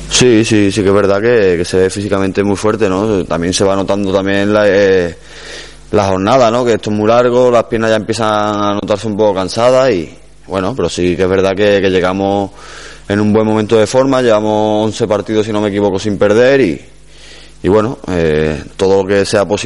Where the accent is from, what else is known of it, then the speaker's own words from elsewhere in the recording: Córdoba, Andalusia, Spain; Sí que es verdad que el equipo de mi ciudad, ¿no? Y como cordobés que soy